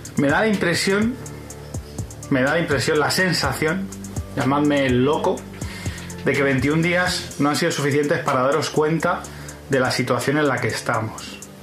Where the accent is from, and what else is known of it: Spain